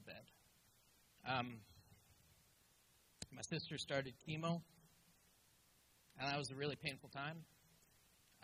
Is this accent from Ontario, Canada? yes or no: yes; Ottawa, Ontario, Canada; born or raised there; also born or lived in Malaysia